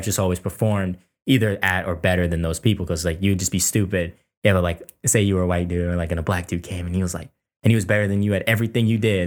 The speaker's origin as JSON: {"language": "English", "town": "Fairfax", "region": "Virginia", "country": "United States", "tie": "born or raised there", "said": "we grew up in Fairfax, Virginia"}